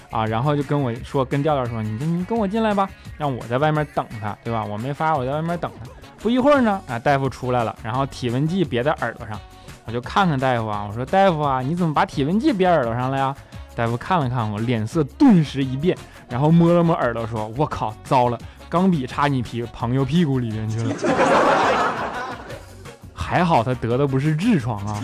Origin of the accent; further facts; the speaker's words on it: northern China, China; now in Shanghai, China; 我是一个北方人啊，即便来了上海这么多年了